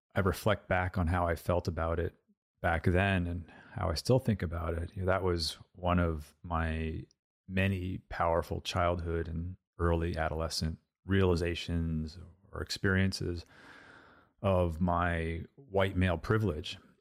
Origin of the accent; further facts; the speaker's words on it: Montclair, New Jersey, United States; I grew up in Montclair, New Jersey.